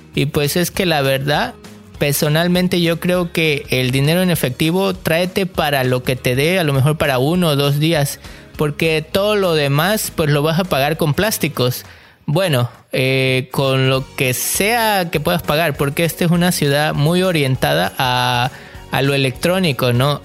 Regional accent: Mexico; now in Canada; como mexicano

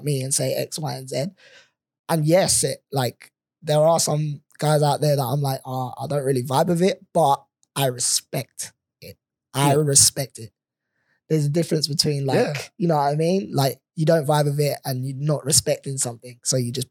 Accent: London, United Kingdom; moved away as an adult; now in Perth, Australia; coming from London

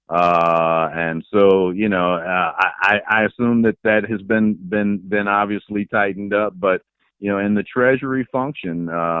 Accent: Chicago, Illinois, United States; I grew up in the Foster Park area out on the southwest side

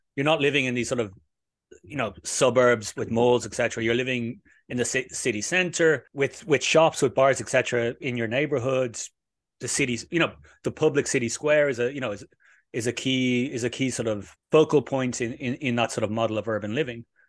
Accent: Dublin, Leinster, Ireland; moved away as an adult; now in Madrid, Spain; my home city of Dublin

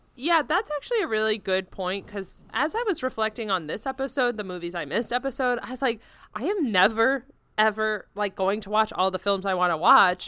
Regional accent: Florida, United States; growing up in Florida

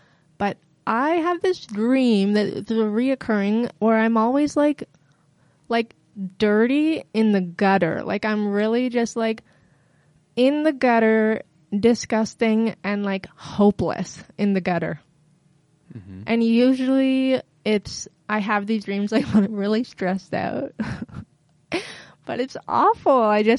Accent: Peterborough, Ontario, Canada; also born or lived in Barrie / Halifax; I lived in Peterborough and in Barrie. And I did a lot of growing up in Halifax. I moved to Halifax when I was 18

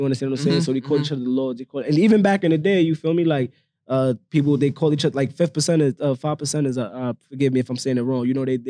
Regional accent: New York City, New York, United States; Oh, and I'm from the Bronx, by the way.

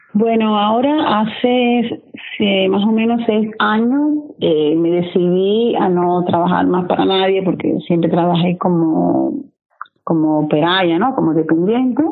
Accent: Santiago de Cuba, Cuba; moved away as an adult; now in Udine, Italy; yo soy original de Cuba, de Santiago de Cuba, y vivo en Italia hace casi 20 años

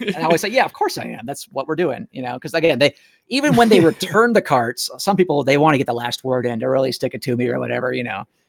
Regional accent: Nashville, Tennessee, United States; moved away; I'm from Nashville originally

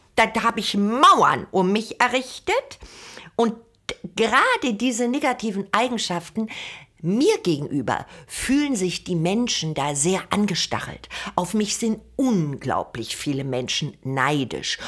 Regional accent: Germany; Also ich bin ja eine Deutsche

